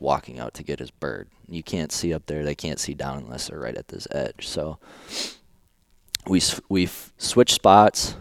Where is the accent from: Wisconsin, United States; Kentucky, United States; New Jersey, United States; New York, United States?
Wisconsin, United States; moved away; also born or lived in La Crosse, Wisconsin; I grew up in Wisconsin, went to college in La Crosse, Wisconsin